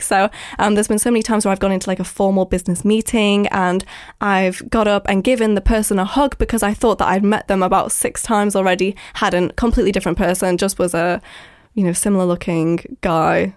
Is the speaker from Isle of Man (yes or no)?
yes; Isle of Man; now in London, United Kingdom; I live in London, but I'm from the Isle of Man